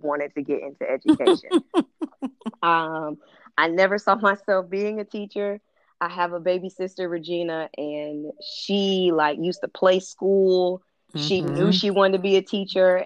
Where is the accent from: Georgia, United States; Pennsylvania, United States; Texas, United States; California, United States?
California, United States; I'm from California, and I went to the best of the best schools